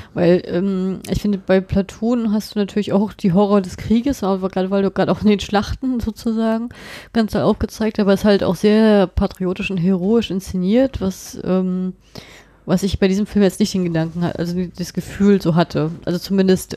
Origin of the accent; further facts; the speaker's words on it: Germany; bei uns in Deutschland